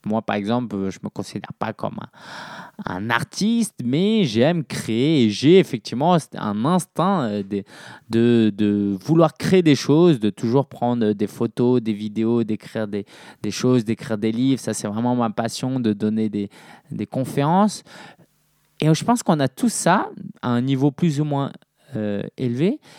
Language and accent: French; Paris, Île-de-France, France; je suis né à Paris